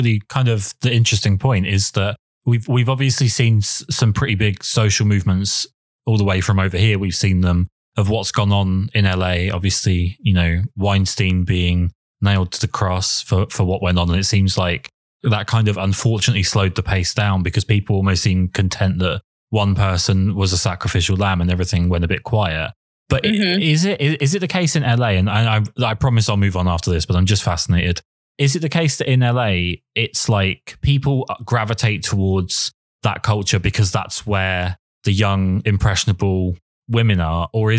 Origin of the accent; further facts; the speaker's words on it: England, United Kingdom; I mean, not to stick on the negative, but I am English and we are perpetually miserable.